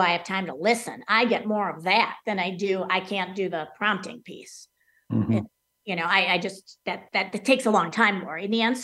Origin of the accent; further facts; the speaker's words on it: Wisconsin, United States; growing up in Wisconsin during football season with the Green Bay Packers